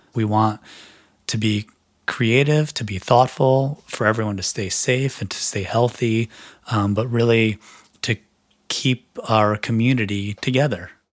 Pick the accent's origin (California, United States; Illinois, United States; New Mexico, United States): Illinois, United States; Chicago; now in Los Angeles, United States; I live in Los Angeles, uh, originally from Chicago